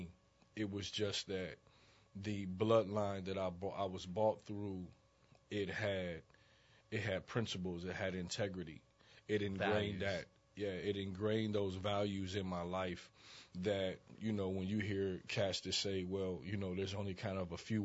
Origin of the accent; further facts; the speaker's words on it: Dayton, Ohio, United States; moved away as an adult; also born or lived in Chicago, Illinois; I was born in Dayton, Ohio. Grew up in Dayton, Ohio